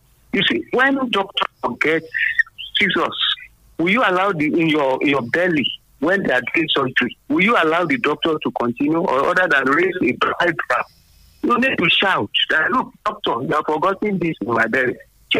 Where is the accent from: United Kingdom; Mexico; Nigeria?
Nigeria; Abeokuta, Ogun State; from Abeokuta.